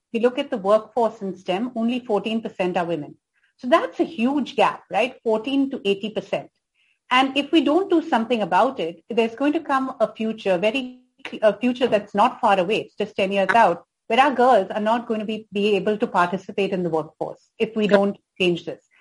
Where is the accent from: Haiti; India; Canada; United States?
India; being an Indian